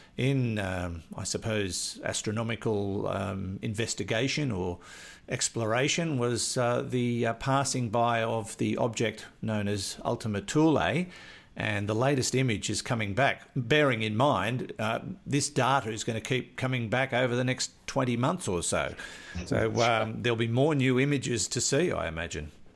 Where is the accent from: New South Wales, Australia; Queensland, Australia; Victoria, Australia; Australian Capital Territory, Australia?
New South Wales, Australia; Maitland; also born or lived in Newcastle, New South Wales; I grew up in Maitland